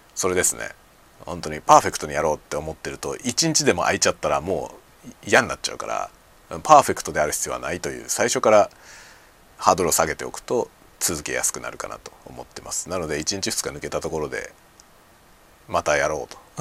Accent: Kanagawa, Japan; moved away as an adult; now in Hokkaido, Japan; 僕はもともと神奈川県の出身

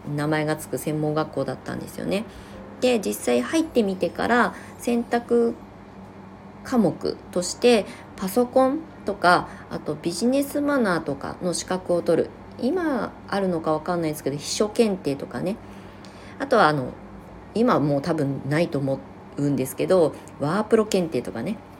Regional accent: Ibaraki, Japan; now in Shonan, Japan; 私が住んでいた、その、出身地の茨城県

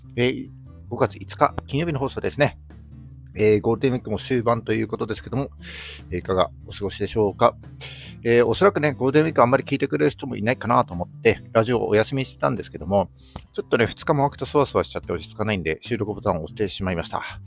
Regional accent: Yamagata, Japan; moved away as an adult; also born or lived in Sendai; 僕はですね、出身が山形なんですけども、えー、高校卒業してすぐですね、えー、仙台に出てきて

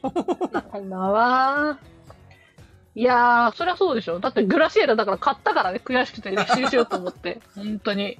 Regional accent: Sapporo, Hokkaido, Japan; 地元札幌

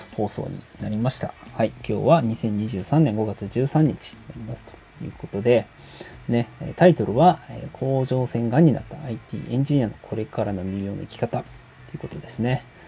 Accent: Osaka, Japan; also born or lived in Yokohama; now in Hyogo, Japan; 生まれは横浜でね、育ちは大阪なんですけどもね。あ、現在は、えー、兵庫県に、えー、住んでます

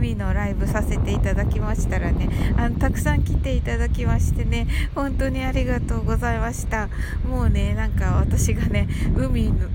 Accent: Kyushu, Japan; 私九州人なんでね

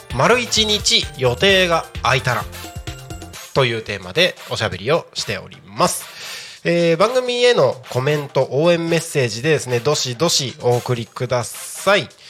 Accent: Takko, Aomori, Japan; moved away; also born or lived in Tokyo; 青森県の田子町っていうところです

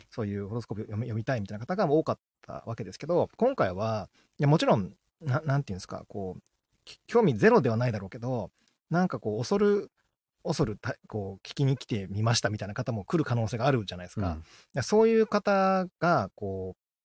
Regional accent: Kagawa, Japan; moved away; うちの実家の香川

